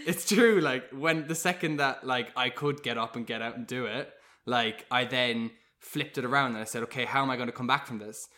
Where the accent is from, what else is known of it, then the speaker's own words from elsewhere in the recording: Cork, Munster, Ireland; moved away as an adult; also born or lived in London; I grew up in Cork